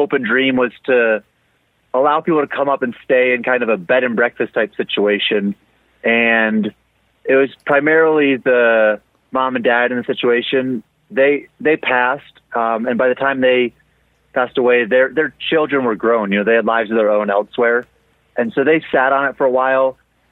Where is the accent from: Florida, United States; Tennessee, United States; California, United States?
Florida, United States; moved away as an adult; now in Cerro Gordo, United States; I grew up in Florida, so I'm used to like flat land